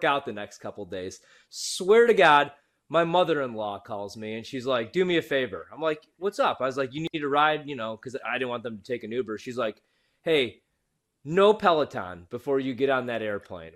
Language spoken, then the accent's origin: English; Chicago, Illinois, United States; now in Washington, D.C., United States; I'm from Chicago